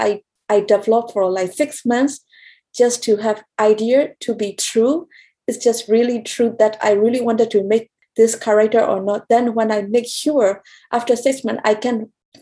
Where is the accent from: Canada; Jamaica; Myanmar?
Myanmar; Rakhine State; moved away; also born or lived in Yangon, Myanmar; I was born in Rakhine State, western part of Myanmar